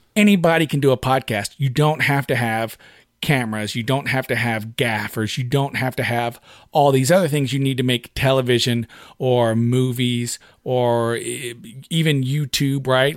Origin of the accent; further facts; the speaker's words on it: United States; we're Americans